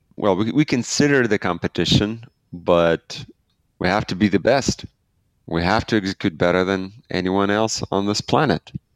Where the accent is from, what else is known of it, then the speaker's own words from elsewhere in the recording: Belarus; I'm from Belarus